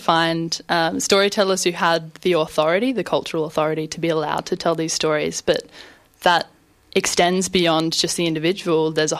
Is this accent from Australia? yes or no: yes; Northern Territory, Australia; moved away as an adult; now in Melbourne, Australia; I grew up in Central Australia and moved to Melbourne around 6 years ago to study at university.